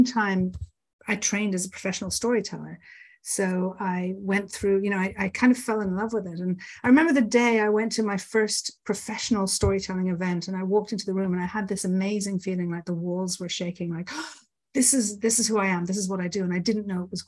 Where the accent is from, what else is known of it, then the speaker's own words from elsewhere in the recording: Ireland; I grew up in Ireland.